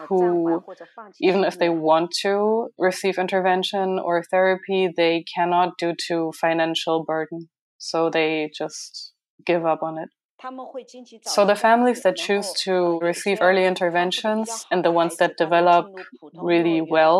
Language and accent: English; Nanchang, Jiangxi, China; I am from China, the province is Jiangxi province, and it's Nanchang.